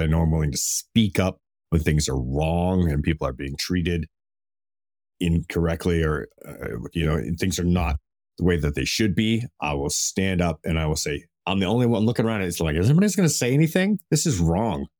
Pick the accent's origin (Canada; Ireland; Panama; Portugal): Canada; I'm Canadian